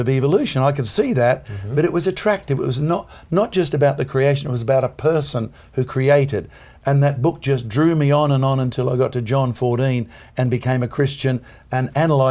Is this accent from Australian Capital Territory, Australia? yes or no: no; East Coast of Australia, about 600 miles north of Sydney, Queensland, Australia; I'm about 600 miles north of Sydney